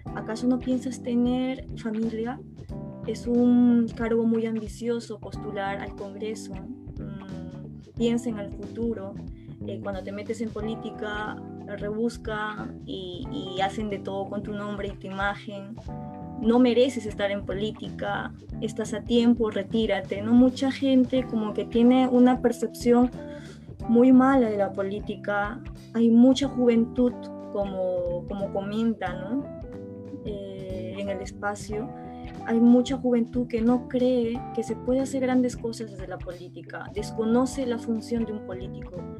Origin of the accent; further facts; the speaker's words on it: Ayacucho, Peru; me presenté a una región extrema izquierda, se podría decir, que es Ayacucho, porque soy, soy ayacuchana